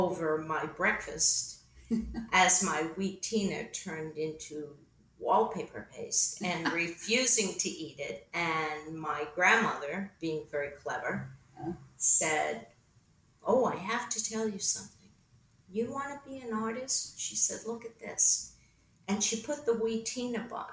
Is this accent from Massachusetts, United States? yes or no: yes; Needham, Massachusetts, United States; I was born outside of Boston in Needham, Massachusetts.